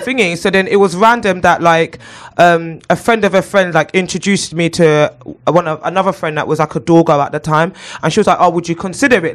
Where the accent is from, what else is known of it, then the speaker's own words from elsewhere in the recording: London, United Kingdom; I grew up in Clapham and Brixton